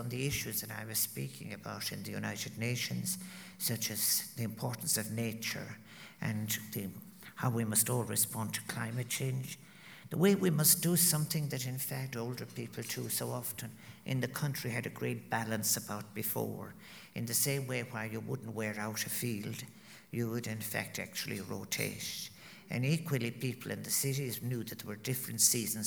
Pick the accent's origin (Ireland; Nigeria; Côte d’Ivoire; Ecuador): Ireland; proud of being Irish